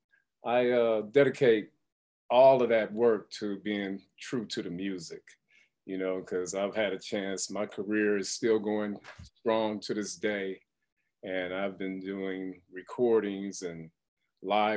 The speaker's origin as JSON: {"language": "English", "town": "Detroit", "region": "Michigan", "country": "United States", "tie": "born or raised there", "also_born_or_lived": "California", "moved": "as an adult", "said": "growing up in Detroit, and I tell everybody, and I always keep it real, I'm from the hood."}